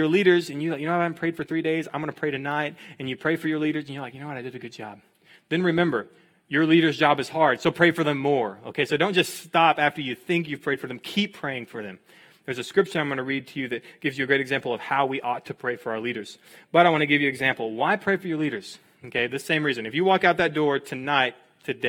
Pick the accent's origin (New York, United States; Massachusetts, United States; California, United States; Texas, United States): Texas, United States; I'm from Texas. I'm from a town of 500 people